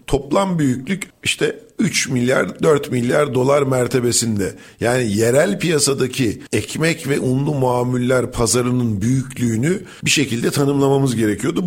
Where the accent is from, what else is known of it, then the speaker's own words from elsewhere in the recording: Rize Province, Turkey; bizim oraların coğrafyası sarp, dik yamaçlardan oluşan